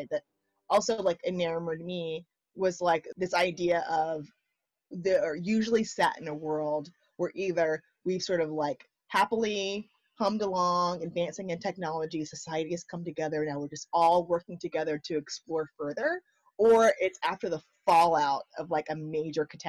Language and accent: English; United States; growing up in the States